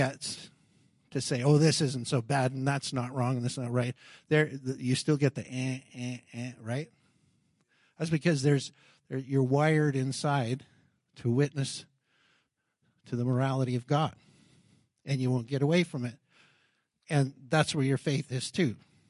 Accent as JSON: {"language": "English", "region": "Alabama", "country": "United States", "said": "I came from Alabama, and I'm going to do these things, and then I'm finished."}